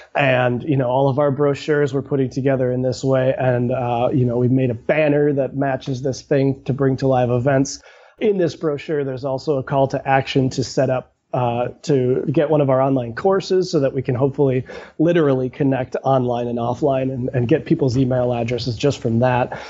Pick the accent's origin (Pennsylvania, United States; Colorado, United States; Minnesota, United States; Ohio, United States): Minnesota, United States; St. Paul; I grew up in St. Paul